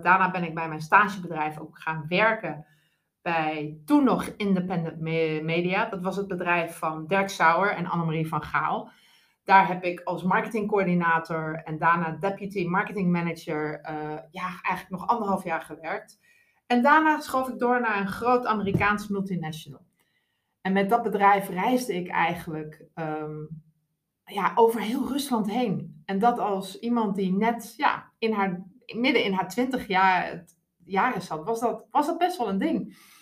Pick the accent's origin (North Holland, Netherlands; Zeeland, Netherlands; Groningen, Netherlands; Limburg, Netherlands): Groningen, Netherlands; moved away as an adult; also born or lived in Moscow / London; now in Arnhem, Netherlands; ik ben een rasechte Groninger